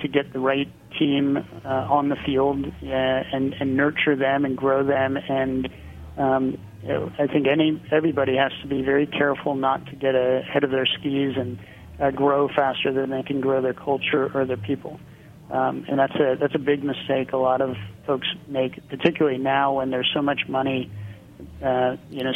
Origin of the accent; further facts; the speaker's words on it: Pennsylvania, United States; moved away; also born or lived in California; I'm from Pennsylvania, so it would be like coming back home